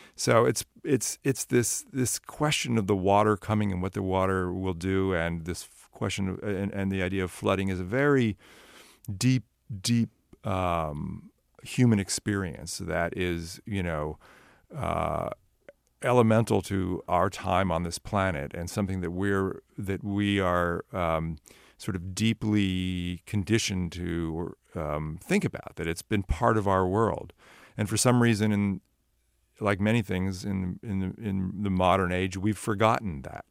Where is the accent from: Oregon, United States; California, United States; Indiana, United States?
California, United States; Sunnyvale; I grew up in Sunnyvale